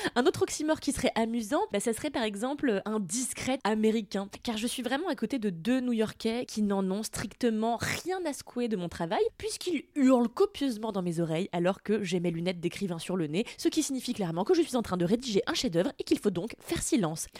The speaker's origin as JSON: {"language": "French", "country": "France", "said": "mon anglais est bon, on pourrait même le qualifier d'extraordinaire pour une française"}